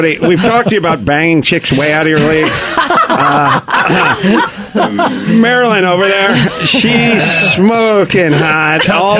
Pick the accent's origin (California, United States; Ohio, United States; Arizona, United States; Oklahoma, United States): California, United States; Los Angeles; I'm from North Hollywood.